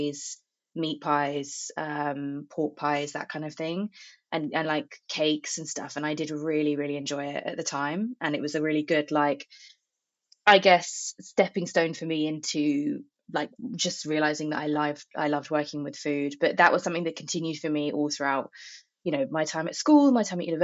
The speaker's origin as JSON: {"language": "English", "area": "Buckinghamshire", "region": "South East England", "country": "United Kingdom", "moved": "as an adult", "said": "I'm from Buckinghamshire, in a very like rural part of the country"}